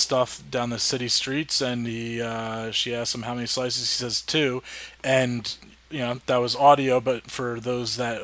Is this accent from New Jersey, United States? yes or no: yes; New Jersey, United States; I'm from North Jersey